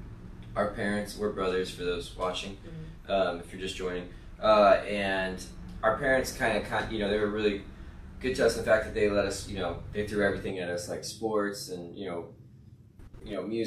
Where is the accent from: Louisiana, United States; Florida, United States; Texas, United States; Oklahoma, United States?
Louisiana, United States; outside of New Orleans; we grew up outside of New Orleans